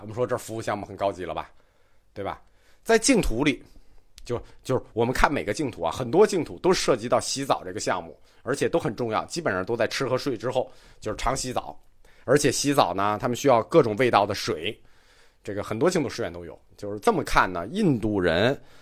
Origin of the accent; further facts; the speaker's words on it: China; 我们中国人爱拜拜很爱啊